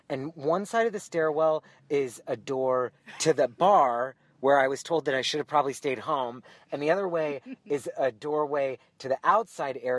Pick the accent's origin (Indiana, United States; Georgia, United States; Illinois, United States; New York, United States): New York, United States; Well, I'll tell you what, I'm from New York. I just live here now.